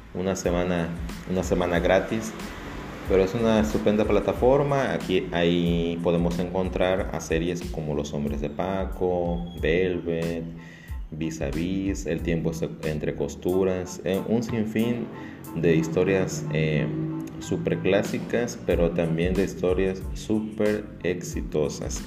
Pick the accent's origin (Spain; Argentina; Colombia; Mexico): Mexico; para muchos mexicanos